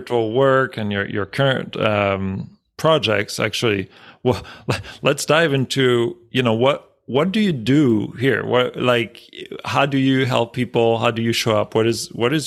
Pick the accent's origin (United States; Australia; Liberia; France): France; moved away; I grew up in France